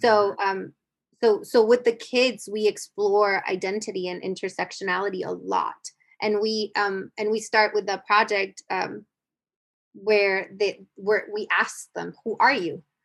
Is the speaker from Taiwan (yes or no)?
no; United States; I grew up in the United States, but I grew up in the border, but I grew up going to Mexico